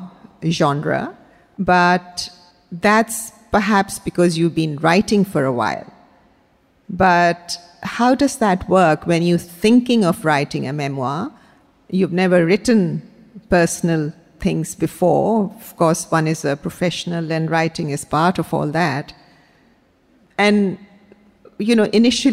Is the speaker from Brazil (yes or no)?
no; India; also born or lived in Karachi, Pakistan / Islamabad, Pakistan; now in Brisbane, Australia; I was born in India, grew up there, and then we moved to Pakistan. So lived in Karachi first